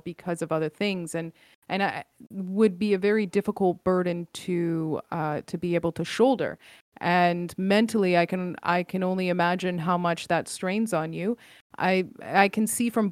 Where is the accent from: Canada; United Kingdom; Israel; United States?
Canada; Yes, I am Canadian, born and raised in Canada